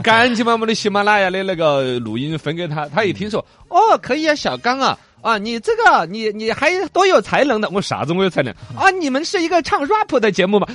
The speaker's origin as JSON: {"language": "Chinese", "region": "Xinjiang", "country": "China", "said": "我们新疆这边"}